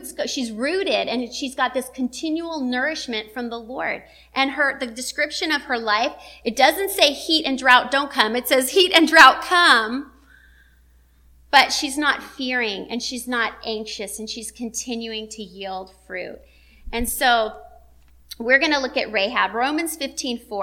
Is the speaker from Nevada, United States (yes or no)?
yes; Las Vegas, Nevada, United States; I'm from the desert. I'm from Las Vegas